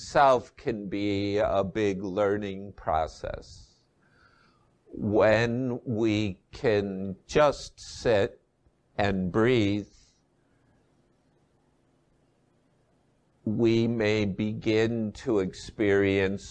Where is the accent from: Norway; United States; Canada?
United States; Midwest; moved away as an adult; also born or lived in Asia; I was raised in the Midwest and I'm back living there after 20 years in Asia